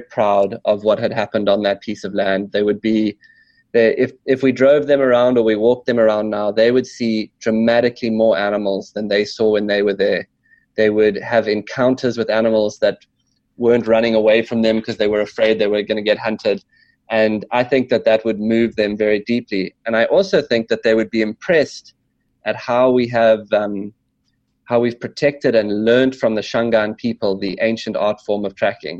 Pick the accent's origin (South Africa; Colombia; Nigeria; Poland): South Africa; this beautiful wild piece of land that I grew up on in South Africa